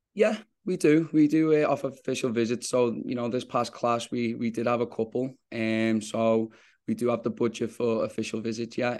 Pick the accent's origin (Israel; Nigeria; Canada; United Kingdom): United Kingdom; England; now in New York, United States; us both being English